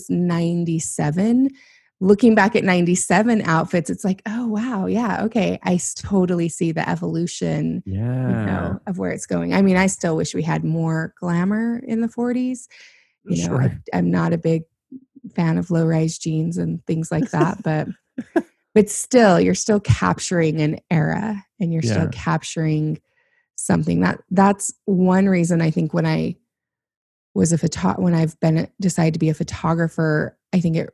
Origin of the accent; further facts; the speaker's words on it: Utah, United States; moved away as an adult; also born or lived in Paris; I'm from Utah. Like, we road trip to Vegas